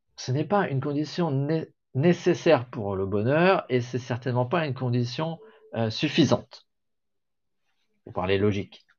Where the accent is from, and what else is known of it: France